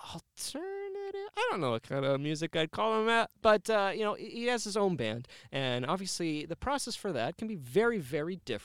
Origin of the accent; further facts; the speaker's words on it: Canada; now in Cedar Rapids, United States; I'm Canadian